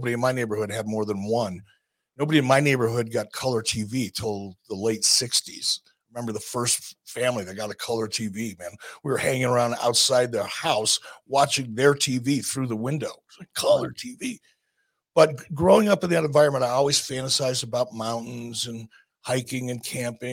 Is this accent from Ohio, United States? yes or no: no; Detroit, Michigan, United States; also born or lived in Stamford; now in Wyoming, United States; From the time I was a little kid growing up in Detroit